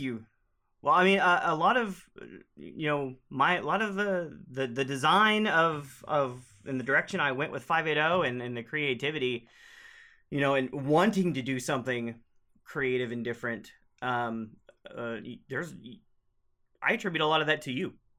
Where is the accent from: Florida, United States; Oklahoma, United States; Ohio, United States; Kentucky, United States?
Oklahoma, United States; I'm from Oklahoma, and we use y'all all the time